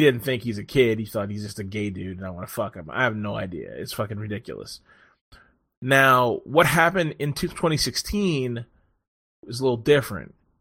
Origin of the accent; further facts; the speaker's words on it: Washington, District of Columbia, United States; also born or lived in Silver Spring; This is where I'm fucking from. Born in D C.